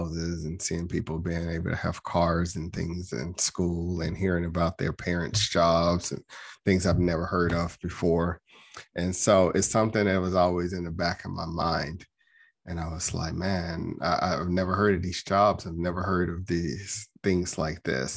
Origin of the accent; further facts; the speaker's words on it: Chattanooga, Tennessee, United States; now in Gwinnett County, United States; I was born and raised in Chattanooga, Tennessee